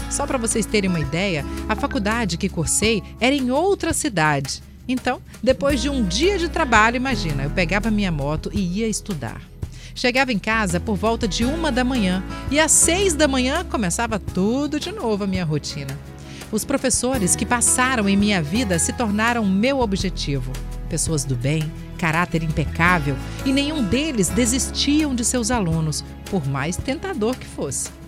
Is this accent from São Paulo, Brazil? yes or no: no; Teófilo Otoni, Minas Gerais, Brazil; now in Vila Velha, Brazil; sou de Teófilo Otoni, Minas Gerais, mas hoje moro em Vila Velha com minha nega